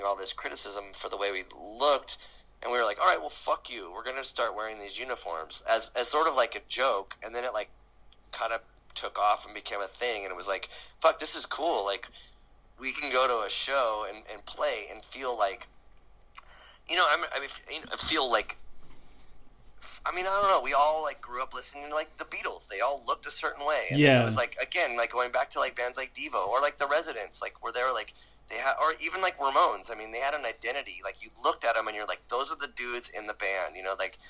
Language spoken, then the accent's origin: English; San Diego, California, United States; we grew up in San Diego